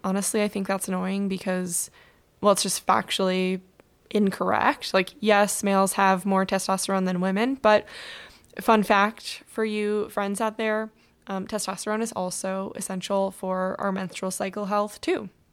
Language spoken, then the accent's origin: English; Michigan, United States; now in Southern California, United States; I grew up in Michigan